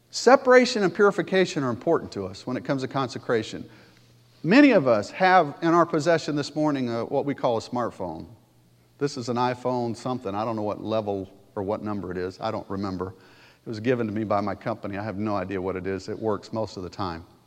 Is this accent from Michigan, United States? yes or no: yes; Pontiac, Michigan, United States; moved away; also born or lived in Alabama; I grew up in Pontiac